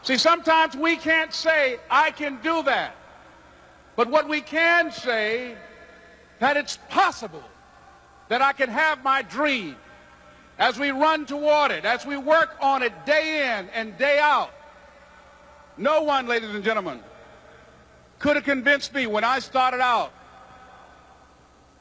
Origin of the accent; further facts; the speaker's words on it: Miami, Florida, United States; I was born in Miami, Florida, in an area called Liberty City, in an abandoned building on a hard linoleum floor with my twin brother